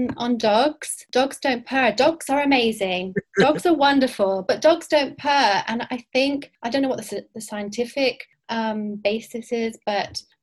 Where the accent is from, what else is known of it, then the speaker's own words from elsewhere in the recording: London, United Kingdom; moved away as an adult; also born or lived in Cyprus; now in Barcelona, Spain; I am originally from North London, but I live near Barcelona and I've lived here for about 20 or so years